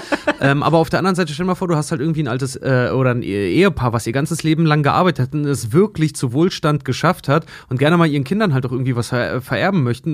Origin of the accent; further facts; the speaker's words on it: Schwedt, Brandenburg, Germany; moved away; dass ich auch Schwed hätte verlassen können irgendwann mal, weil ich komme nun mal aus dem Haushalt